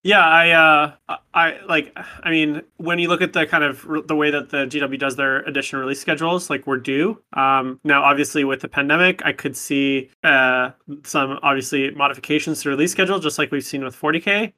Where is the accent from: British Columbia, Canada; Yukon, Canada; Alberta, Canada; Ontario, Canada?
British Columbia, Canada; Vancouver; I am from Vancouver, British Columbia in Canada, so I'm a good Canadian kid